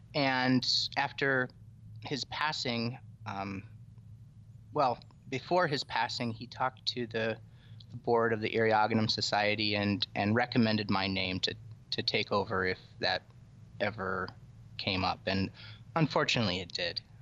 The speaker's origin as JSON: {"language": "English", "region": "Iowa", "country": "United States", "tie": "born or raised there", "said": "I grew up in the middle, in Iowa"}